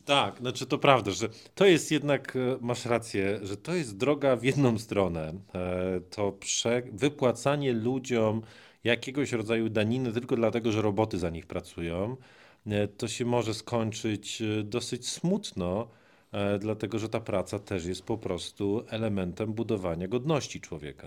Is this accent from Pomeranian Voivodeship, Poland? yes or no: no; Greater Poland, Poland; pochodzi tak jak ja z Wielkopolski.